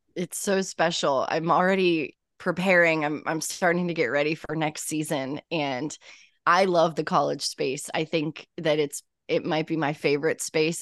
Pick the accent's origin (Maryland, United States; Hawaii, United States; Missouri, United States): Missouri, United States; St. Louis; moved away as an adult; now in New York, United States; I am originally from Saint Louis, Missouri